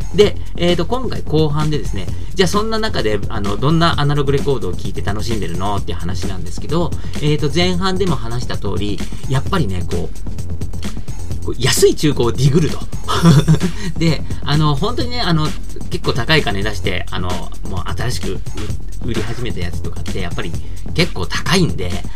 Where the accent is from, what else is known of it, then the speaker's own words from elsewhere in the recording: Tachikawa, Tokyo, Japan; 僕立川出身